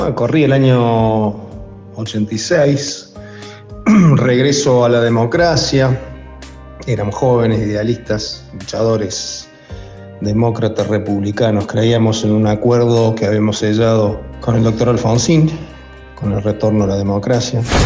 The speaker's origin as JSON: {"language": "Spanish", "region": "Córdoba", "country": "Argentina", "said": "soy de Córdoba"}